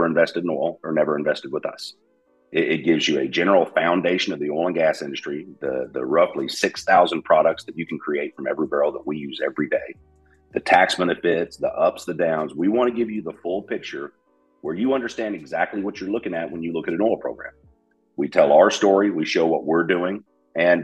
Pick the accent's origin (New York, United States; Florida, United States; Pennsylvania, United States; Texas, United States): Texas, United States; Dallas; also born or lived in Beaumont, Texas; now in Bowling Green, United States; I was born in Beaumont, Texas, grew up in Dallas